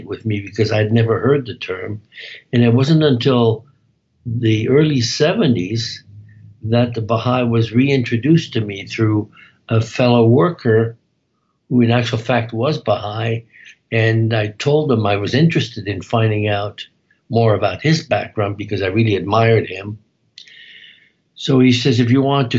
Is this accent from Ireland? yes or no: no; Belgium; moved away as an adult; also born or lived in Amsterdam, Netherlands / Toronto, Canada; now in Canada; After the war, I moved to Belgium